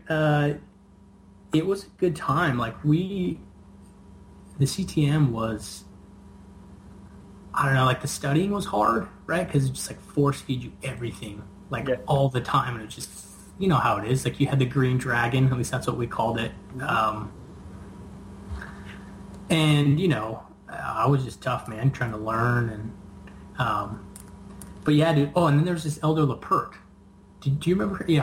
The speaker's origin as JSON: {"language": "English", "town": "Brigham City", "region": "Utah", "country": "United States", "moved": "as an adult", "lives_now": "Las Vegas, United States", "said": "From Brigham City. Brigham City"}